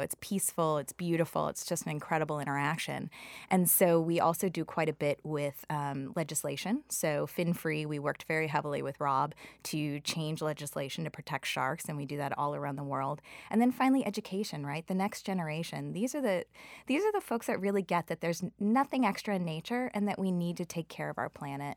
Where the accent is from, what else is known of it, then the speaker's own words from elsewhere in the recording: Chicago, Illinois, United States; moved away; also born or lived in New York; I grew up in Chicago